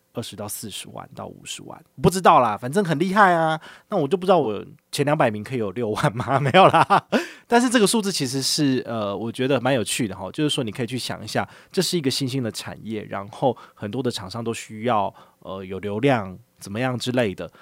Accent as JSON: {"language": "Chinese", "country": "Taiwan", "said": "我们台湾人"}